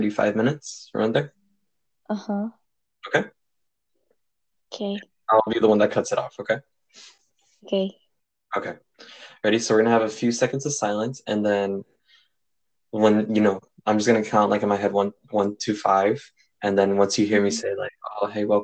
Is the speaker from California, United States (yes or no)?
yes; California, United States; I was born here in California